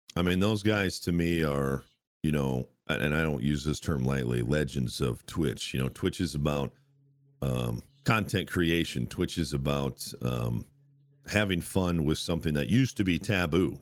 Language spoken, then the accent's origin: English; United States; as an American